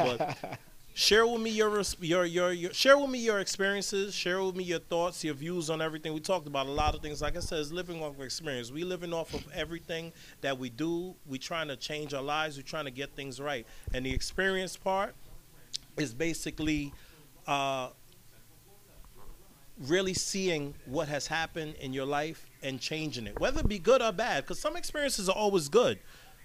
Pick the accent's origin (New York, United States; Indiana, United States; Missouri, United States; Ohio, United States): New York, United States; New York City; growing up in Brooklyn, New York